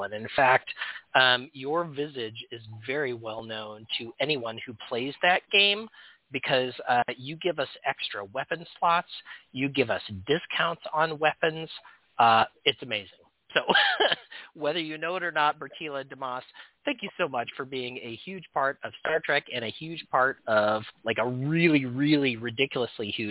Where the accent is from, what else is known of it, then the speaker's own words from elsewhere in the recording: Portland, Oregon, United States; Portland, Oregon, my hometown